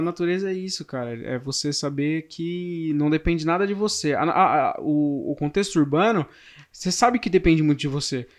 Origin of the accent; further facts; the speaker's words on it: São Paulo, Brazil; nasci em São Paulo, vivo em São Paulo, vivo a vida inteira